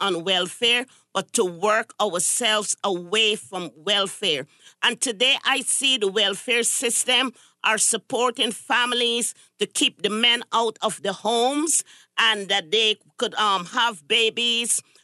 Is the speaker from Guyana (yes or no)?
yes; Guyana; now in United States; I'm originally from Guyana, South America